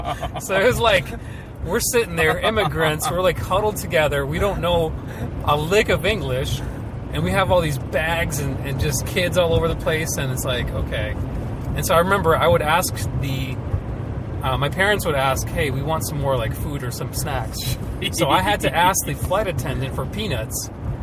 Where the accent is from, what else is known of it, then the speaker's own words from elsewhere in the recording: Sioux Falls, South Dakota, United States; English is a second language; also born or lived in Novovolynsk, Ukraine; we emigrated here in 1993. Came directly to Sioux Falls, and then from basically grew up here.